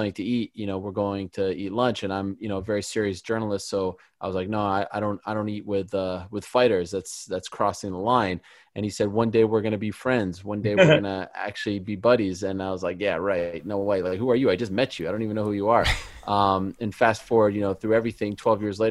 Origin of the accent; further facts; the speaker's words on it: Montreal, Quebec, Canada; I'm from Montreal.